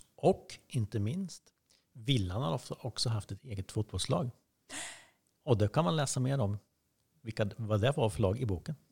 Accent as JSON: {"language": "Swedish", "town": "Åtvidaberg", "region": "Östergötland", "country": "Sweden", "tie": "born or raised there", "said": "hemma på Valkaregatan"}